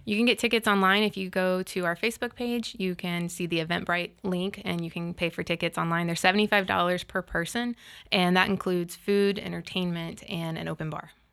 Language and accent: English; Panama City, Florida, United States; I grew up in Panama City, and we actually, as, when I was in school, got to design a park